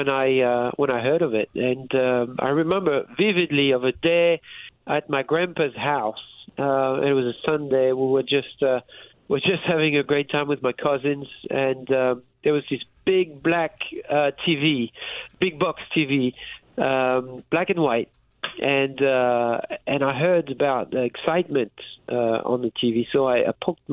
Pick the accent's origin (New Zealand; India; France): France; moved away; I was raised in France